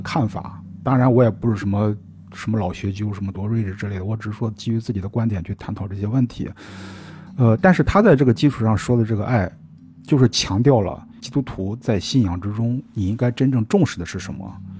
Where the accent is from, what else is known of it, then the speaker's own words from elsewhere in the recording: China; 我们中国人